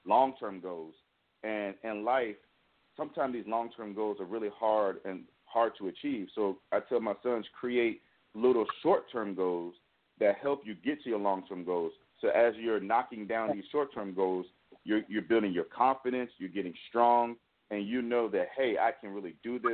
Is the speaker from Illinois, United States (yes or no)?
no; Richmond, Virginia, United States; moved away as an adult; now in California, United States; we're from Richmond, Virginia, and we started writing in Richmond